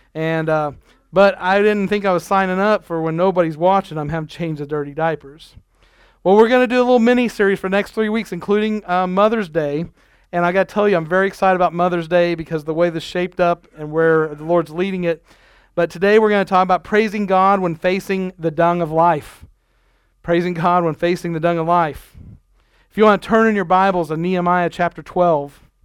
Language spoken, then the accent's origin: English; Nebraska, United States; moved away; when I grew up in Nebraska, we had family camp